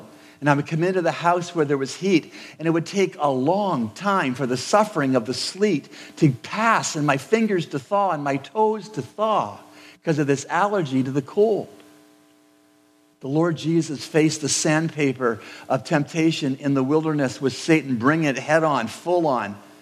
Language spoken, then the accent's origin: English; Canada; I was born and raised in Canada